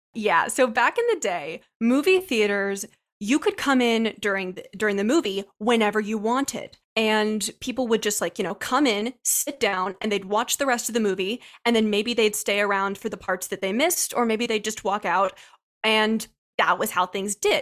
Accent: Ohio, United States; growing up in Ohio

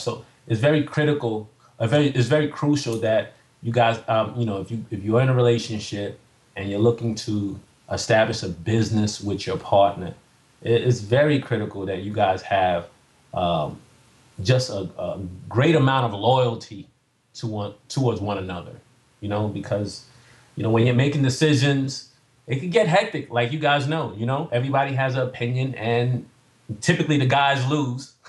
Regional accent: New York City, New York, United States; I'm from Staten Island, New York

